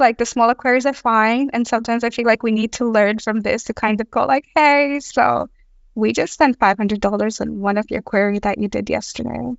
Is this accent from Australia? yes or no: yes; Australia; now in Stockholm, Sweden; I am also from Australia